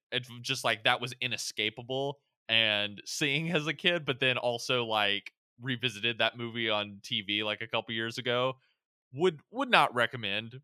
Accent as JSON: {"language": "English", "town": "Pensacola", "region": "Florida", "country": "United States", "tie": "born or raised there", "moved": "yes", "said": "I was born in Pensacola, Florida"}